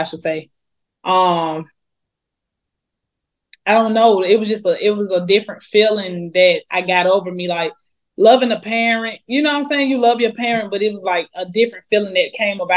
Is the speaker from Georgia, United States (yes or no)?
yes; Atlanta, Georgia, United States; I grew up in Atlanta, Georgia